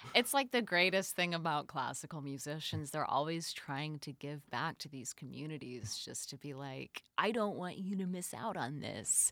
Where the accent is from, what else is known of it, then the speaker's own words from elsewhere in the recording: Omaha, Nebraska, United States; Omaha is my hometown here in the States.